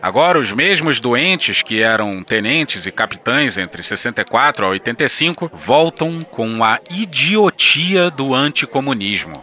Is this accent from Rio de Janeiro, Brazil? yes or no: yes; Rio de Janeiro, Brazil; eu sou carioca